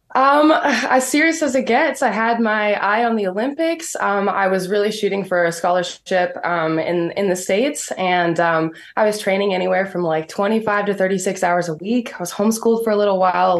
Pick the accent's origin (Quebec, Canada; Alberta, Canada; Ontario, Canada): Alberta, Canada; Medicine Hat; from Medicine Hat, Alberta